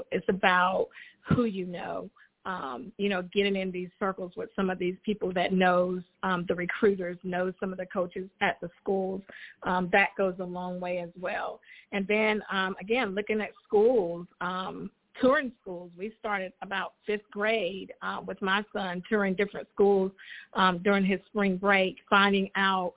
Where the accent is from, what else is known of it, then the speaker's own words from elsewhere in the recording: United States; now in Charlotte, United States; my hometown of Richmond County